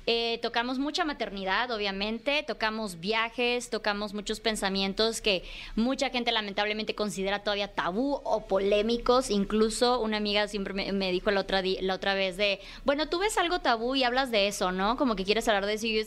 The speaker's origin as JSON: {"language": "Spanish", "region": "Chiapas", "country": "Mexico", "tie": "born or raised there", "moved": "as an adult", "lives_now": "Mexico City, Mexico", "said": "yo salí eh, de Chiapas por ahí de los 23 años, digo, salí de casa de mi mamá como a los 19, 20, cosa que no es muy común en Chiapas"}